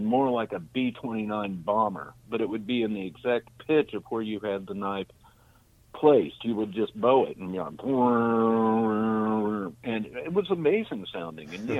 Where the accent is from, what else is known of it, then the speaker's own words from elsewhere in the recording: Orange County, California, United States; growing up in Orange County, being in Orange County in L.A.